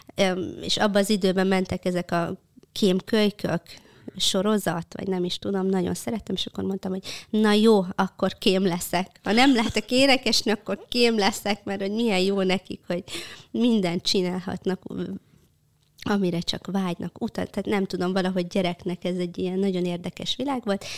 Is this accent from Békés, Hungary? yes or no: yes; Békéscsaba, Békés, Hungary; egy vidéki Olád cigány családba. Békés Csabán születtem, anyukám is, apukám is.